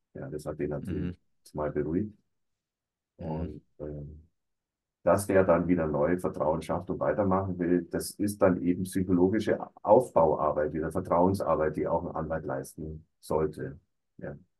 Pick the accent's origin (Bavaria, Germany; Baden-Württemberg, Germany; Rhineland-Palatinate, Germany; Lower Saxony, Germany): Bavaria, Germany; Allgäu; ich komme also aus dem Allgäu, war da auch beruflich tätig